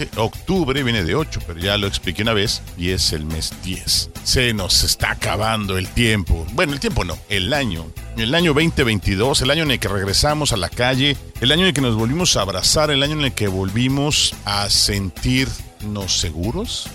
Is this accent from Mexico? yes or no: yes; Mexico; aquí, en mi tierra